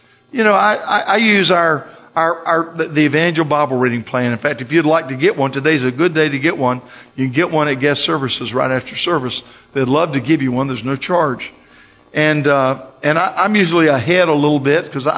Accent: Florida, United States; I'm from Florida

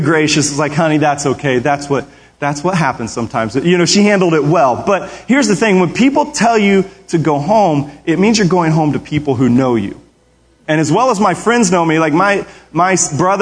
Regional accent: Arkansas City, Kansas, United States; moved away as an adult; also born or lived in Springfield, Missouri / Topeka, Kansas; now in Tulsa, United States; I was born in Springfield, Missouri, while my dad was in Bible college. I lived in Ark City, a little town in Kansas, along the Kansas-Oklahoma border, and lots of great memories there. We moved to Topeka when I was 11, and that's where I met my wife

